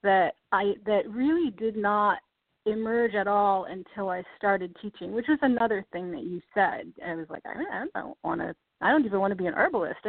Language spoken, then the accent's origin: English; East Coast, United States; also born or lived in New York City; I grew up on the East Coast